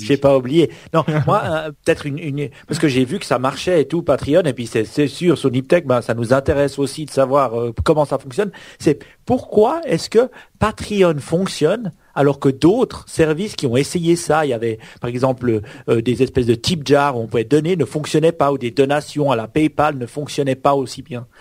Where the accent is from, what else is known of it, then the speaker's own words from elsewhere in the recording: Switzerland; Chez nous en Suisse